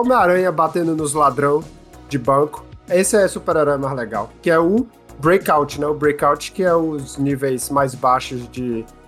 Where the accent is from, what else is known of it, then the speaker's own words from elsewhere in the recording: Brazil; now in Canada; saudade da minha terrinha